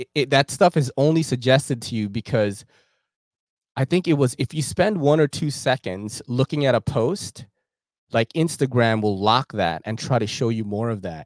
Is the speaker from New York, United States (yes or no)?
yes; New York, United States; I grew up in New York, like, and I'm Asian